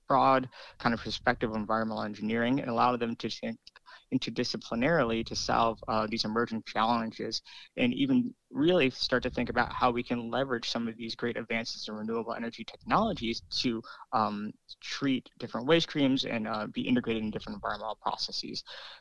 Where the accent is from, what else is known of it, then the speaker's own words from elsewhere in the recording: New York City, New York, United States; moved away; growing up in New York City